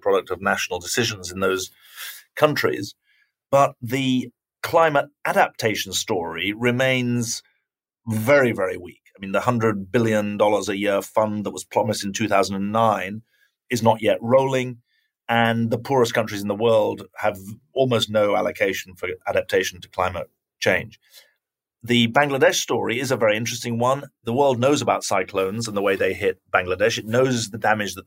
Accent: United Kingdom; now in United States; I'm a Brit who lives in America

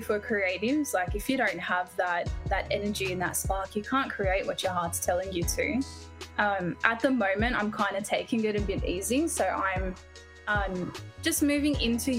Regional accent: Sydney, New South Wales, Australia; I grew up in Sydney and I'm 30

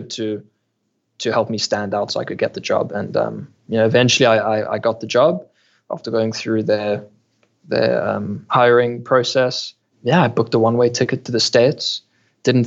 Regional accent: Cape Town, Western Cape, South Africa; Born and raised in Cape Town, South Africa, went to school here, studied here

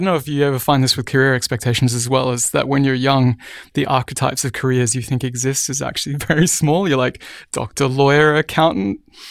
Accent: Cairns, Queensland, Australia; also born or lived in Brisbane; So we moved from Cairns, far north Queensland, up into the mountains, which is the rainforested area of Australia, down to Brisbane.

